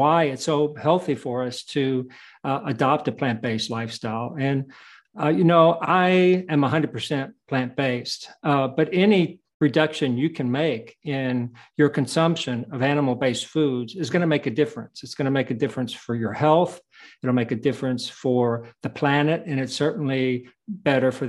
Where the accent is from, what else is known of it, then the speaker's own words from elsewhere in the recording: United States; I was born in the United States